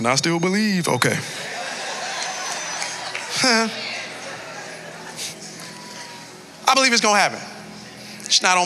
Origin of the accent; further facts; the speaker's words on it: Miami Gardens, Florida, United States; I hail all the way from Carroll City